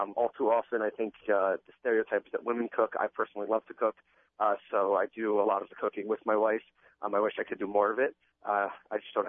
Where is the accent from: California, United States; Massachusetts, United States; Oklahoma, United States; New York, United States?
New York, United States; I'm from New York